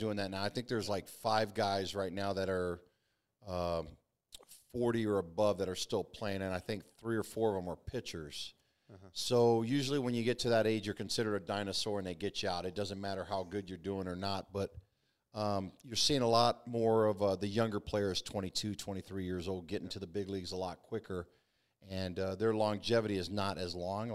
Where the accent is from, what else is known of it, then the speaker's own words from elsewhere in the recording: Florida, United States; moved away as an adult; also born or lived in Mobile, Alabama; I grew up in Florida